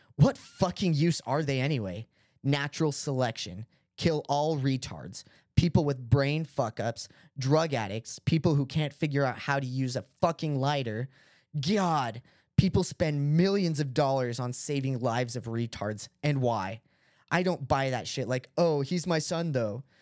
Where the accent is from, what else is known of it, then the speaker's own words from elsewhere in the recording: Utah, United States; we're from Utah